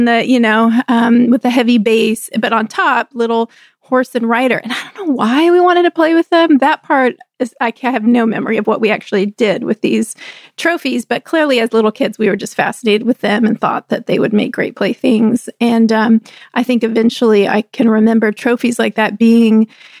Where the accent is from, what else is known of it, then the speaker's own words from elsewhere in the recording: Texas, United States; we were growing up in Texas.